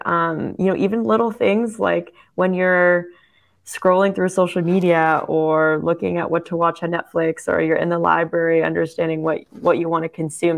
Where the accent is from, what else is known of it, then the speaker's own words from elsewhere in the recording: Canada; now in Germany; I'm German Canadian